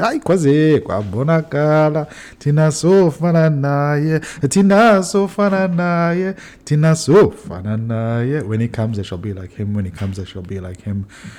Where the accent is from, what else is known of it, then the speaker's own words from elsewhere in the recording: Cape Town, Western Cape, South Africa; also born or lived in Johannesburg; now in Laguna Beach, United States; I have a funny accent because I was born and raised in South Africa. Born in Johannesburg, grew up in Cape Town, the mother city.